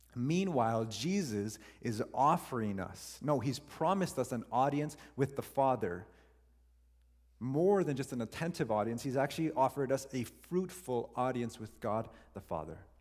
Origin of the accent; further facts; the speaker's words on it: Canada; we're Canadian